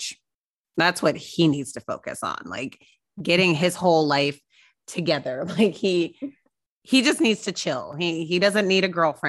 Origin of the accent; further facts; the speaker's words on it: California, United States; a Californian